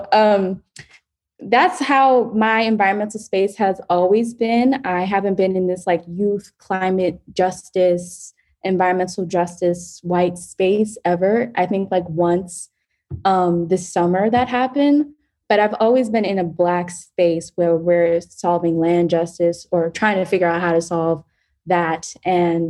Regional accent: New York City, New York, United States; I grew up in the Bronx

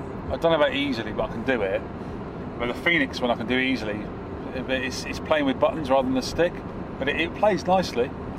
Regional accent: England, United Kingdom; We're English, you know.

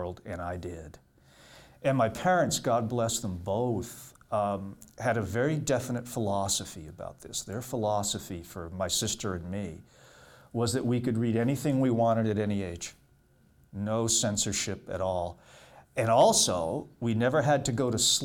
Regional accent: Matunuck, Rhode Island, United States; also born or lived in Staten Island, New York City; I was born in New York City on Halloween, Staten Island, which explains everything, if you know Staten Island. But I grew up in Rhode Island, a little fishing village called Matunuck

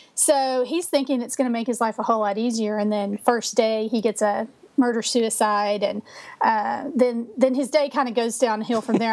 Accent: Texas, United States; also born or lived in Minnesota; I'm from Texas. I've lived here my entire life except for two years when we uh, lived in Minnesota

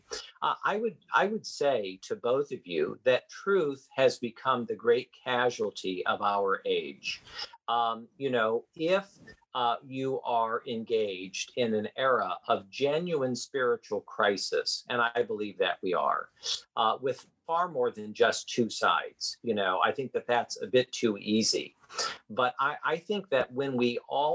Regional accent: Midwest, United States; now in Washington, D.C., United States; I was born and raised in the Midwest

